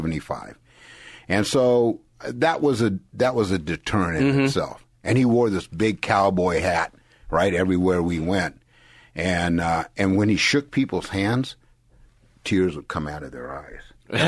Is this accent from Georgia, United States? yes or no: no; San Jose, California, United States; I grew up in San Jose, California.